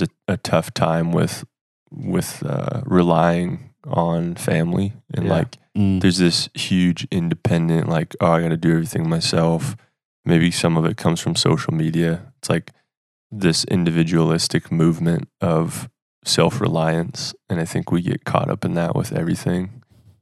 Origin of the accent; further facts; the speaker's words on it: Midwest, United States; where we grew up in the Midwest